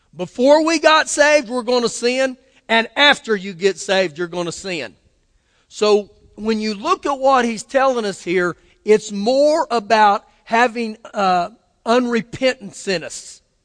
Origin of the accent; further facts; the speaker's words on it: Oklahoma, United States; I was born in Oklahoma